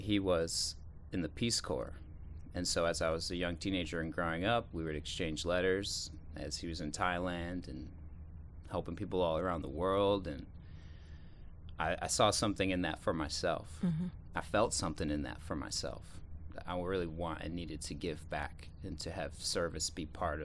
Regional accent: rural upstate New York, United States; also born or lived in South Korea; I'm from rural upstate New York

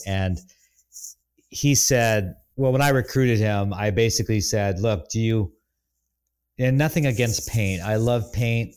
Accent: Bavaria, Germany; moved away; I grew up in Lederhosen in a village in Bavaria

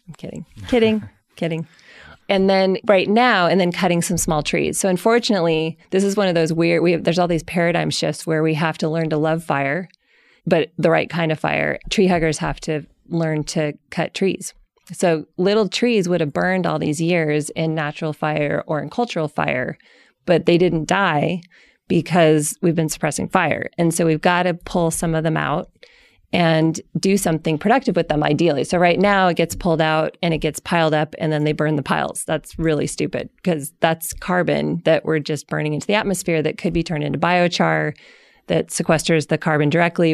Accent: Colorado, United States; I grew up in Colorado

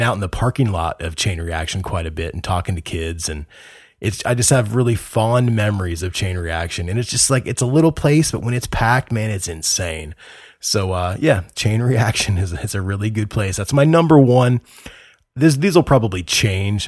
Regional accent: Indiana, United States; I'm from Indiana

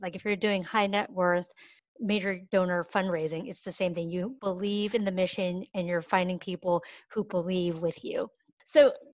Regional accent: New York, United States; I'm a New Yorker

